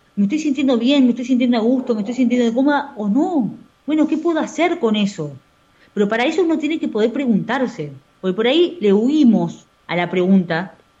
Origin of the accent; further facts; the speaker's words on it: Argentina; Lo tenemos los argentinos